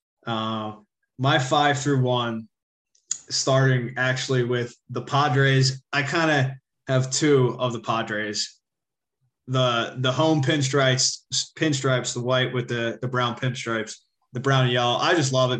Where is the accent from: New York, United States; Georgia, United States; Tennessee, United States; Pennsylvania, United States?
Pennsylvania, United States; Philadelphia; I'm from Philly